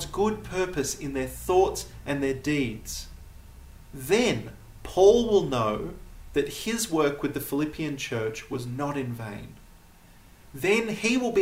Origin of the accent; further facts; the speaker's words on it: United States; accent: American; now in Namibia; my American accent